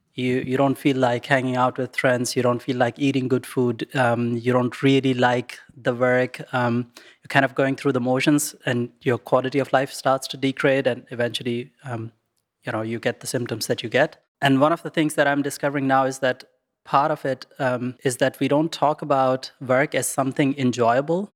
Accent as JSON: {"language": "English", "country": "Pakistan", "tie": "born or raised there", "moved": "yes", "said": "I grew up in Pakistan"}